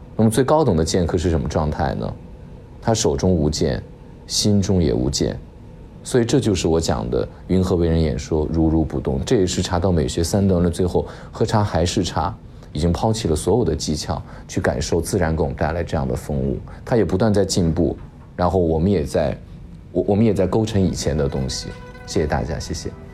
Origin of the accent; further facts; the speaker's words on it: China; 我们中国人